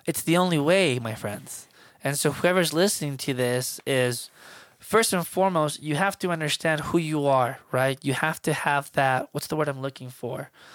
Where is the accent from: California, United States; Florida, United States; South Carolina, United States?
Florida, United States; Miami; moved away; I'm from Miami, Florida, so I was raised on hip-hop and R and B and salsa, merengue